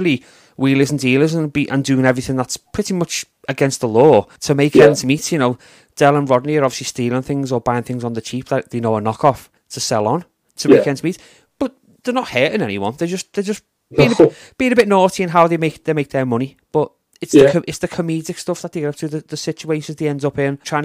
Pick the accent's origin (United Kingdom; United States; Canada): United Kingdom; As a British fan of it